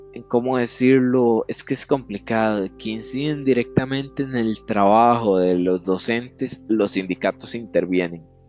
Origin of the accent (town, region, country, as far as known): Costa Rica